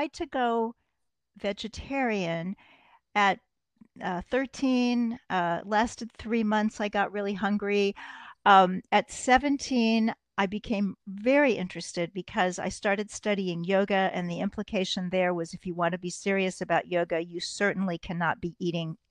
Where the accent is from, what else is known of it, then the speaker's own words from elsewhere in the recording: Kansas City, Missouri, United States; now in New York City, United States; Kansas City, Missouri, the heart of America